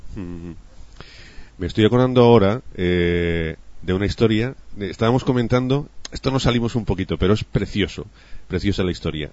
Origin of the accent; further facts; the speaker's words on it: Spain; nos faltaba a los españoles